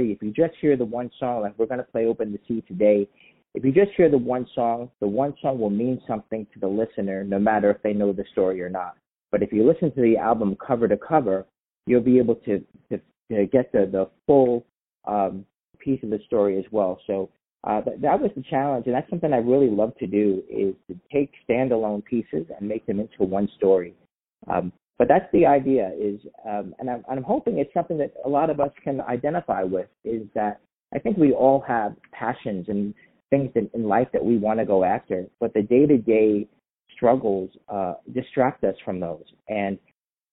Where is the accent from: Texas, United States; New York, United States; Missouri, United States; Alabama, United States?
New York, United States; New York City; also born or lived in Pennsylvania; now in Seattle, United States; I'm born and raised in Staten Island, New York